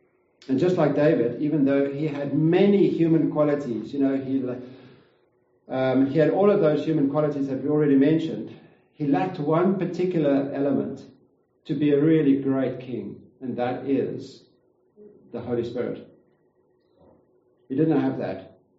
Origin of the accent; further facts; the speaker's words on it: Kempton Park, Gauteng, South Africa; we've moved back and forth to Gauteng. I came from Kempton Park, moved back and forth.